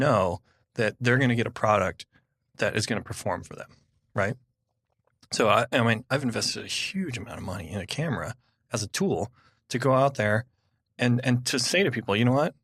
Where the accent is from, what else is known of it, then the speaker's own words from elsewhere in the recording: California, United States; I'm from California